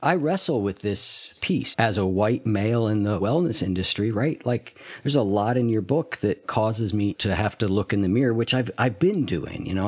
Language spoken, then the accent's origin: English; United States; as an American